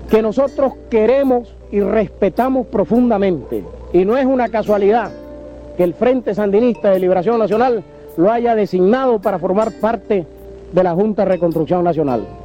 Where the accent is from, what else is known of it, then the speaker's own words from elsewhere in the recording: Nicaragua; eh, tengo 28 años, soy periodista nicaragüense.